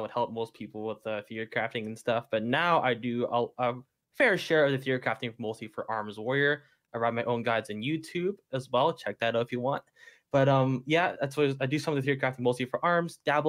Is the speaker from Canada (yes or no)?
yes; Canada; I'm Canadian, so we had Thanksgiving in October.